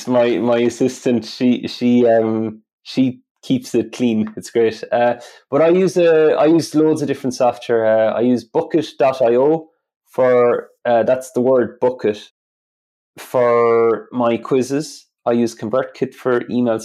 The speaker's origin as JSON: {"language": "English", "country": "Ireland", "accent": "Irish", "said": "My Irish accent"}